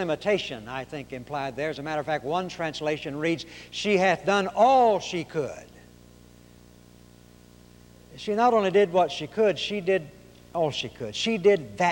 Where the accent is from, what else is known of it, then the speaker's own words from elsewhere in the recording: Arkansas, United States; also born or lived in Oklahoma; now in Texas, United States; I was born in Oklahoma, raised in Arkansas, and live in Texas